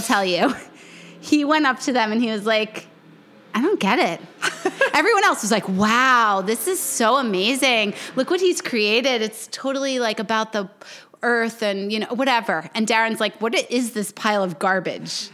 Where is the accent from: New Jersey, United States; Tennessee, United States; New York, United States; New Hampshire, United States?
New York, United States; moved away as an adult; also born or lived in Miami; now in South Carolina, United States; I grew up in New York